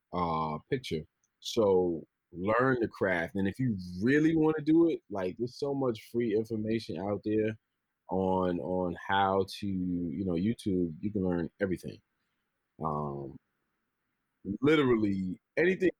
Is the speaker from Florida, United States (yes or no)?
no; New York City, New York, United States; I'm from the Bronx, New York